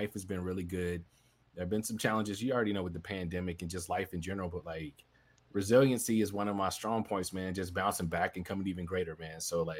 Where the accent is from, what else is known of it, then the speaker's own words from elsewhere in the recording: Birmingham, Alabama, United States; also born or lived in Fayetteville, North Carolina / Washington State; now in Atlanta, United States; So originally, I'm a military brat. So I was born in Fayetteville, North Carolina. I claim Birmingham as home because I was there from fifth grade on throughout college.